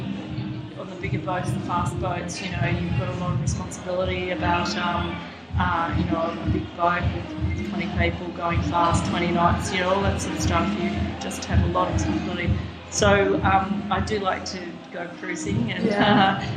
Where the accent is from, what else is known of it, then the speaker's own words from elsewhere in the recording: Sydney, New South Wales, Australia; I grew up on the Lane Cove River.